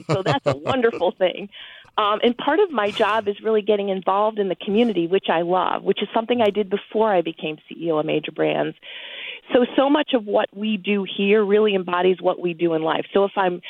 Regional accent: Buffalo, New York, United States; moved away as an adult; also born or lived in Washington, D.C. / St. Louis, Missouri; now in Missouri, United States; I was born in Buffalo, New York, and I'm proud of it.

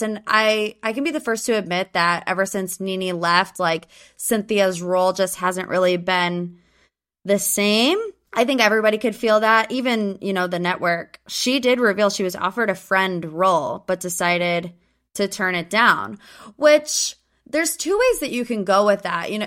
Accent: Cleveland, Ohio, United States; accent: northern; I'm from Cleveland. If you can't tell, I say mom and dad and pop and all the things. I'm a northern gal

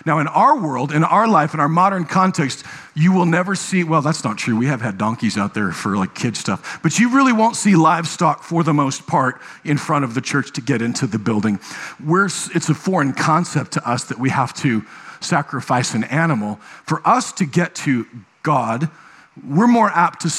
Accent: Nebraska, United States; moved away; I was raised in Nebraska

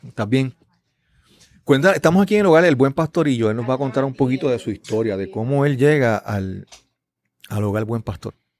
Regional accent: Yabucoa, Puerto Rico; de mi niñez, de mi crianza en mi pueblo natal

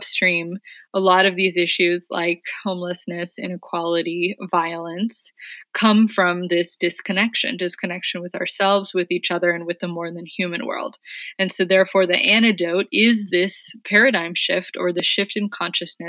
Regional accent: San Francisco, California, United States; I'm from San Francisco, but worked and lived around the Bay Area

